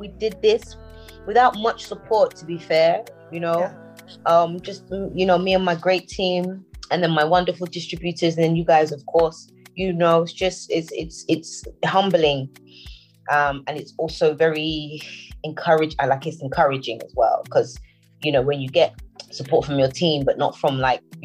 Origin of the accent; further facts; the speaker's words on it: London, United Kingdom; also born or lived in Nigeria / Houston, United States; I was born in London.